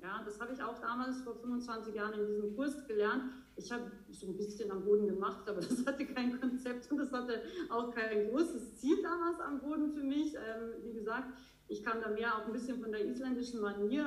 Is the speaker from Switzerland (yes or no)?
no; Austria; now in Bavaria, Germany; ich komme ursprünglich aus Österreich, ähm, lebe aber schon sehr, sehr lange in schönen Bayern